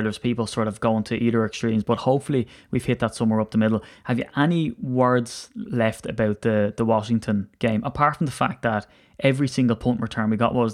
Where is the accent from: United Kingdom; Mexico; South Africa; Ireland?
Ireland; I'm an Irishman